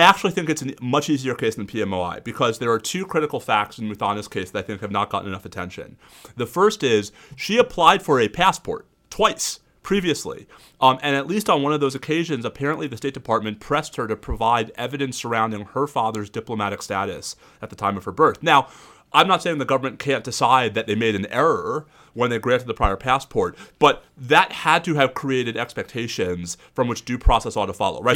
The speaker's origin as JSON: {"language": "English", "region": "New York", "country": "United States", "moved": "yes", "lives_now": "Austin, United States", "said": "even though I live in Austin, Texas, I'm from New York"}